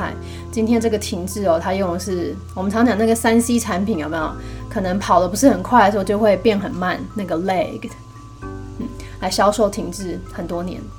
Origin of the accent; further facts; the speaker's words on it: China; 就是避开啊我们中国人所谓的脏东西啊，就是有的没有的啊，鬼魂之类的